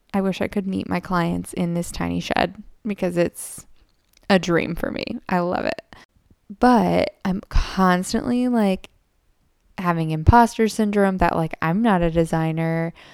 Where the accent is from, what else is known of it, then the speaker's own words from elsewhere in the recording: United States; as an American